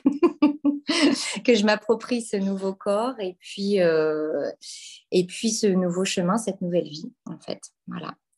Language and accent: French; Normandy, France; par chez nous, en Normandie